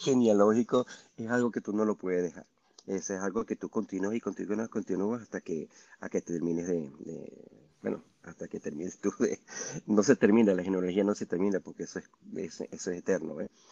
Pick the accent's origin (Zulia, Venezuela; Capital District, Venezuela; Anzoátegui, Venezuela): Capital District, Venezuela; Caracas; now in Utah, United States; Yo, yo nací en Caracas